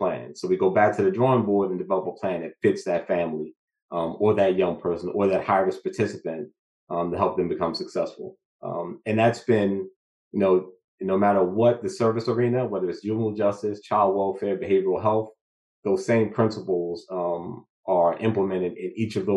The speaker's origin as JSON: {"language": "English", "town": "Newark", "region": "New Jersey", "country": "United States", "tie": "born or raised there", "said": "born and raised in Newark, New Jersey"}